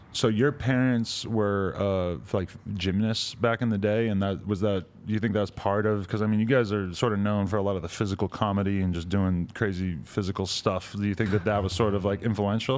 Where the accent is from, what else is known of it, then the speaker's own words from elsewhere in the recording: New Hampshire, United States; I'm from New Hampshire